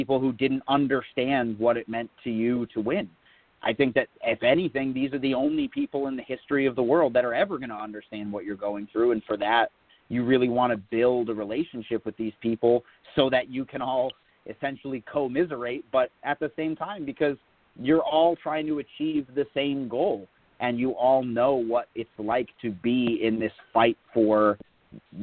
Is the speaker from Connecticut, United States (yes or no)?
yes; Connecticut, United States; also born or lived in New York; my home state of Connecticut, and then where I was born in New York.